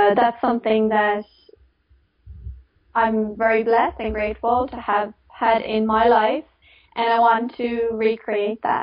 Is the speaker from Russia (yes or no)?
no; Ireland; moved away; also born or lived in Sydney; I grew up in Ireland.